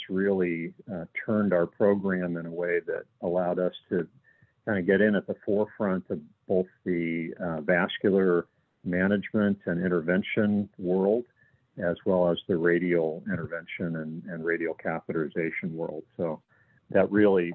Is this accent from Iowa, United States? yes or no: no; Ohio, United States; I'm originally from Ohio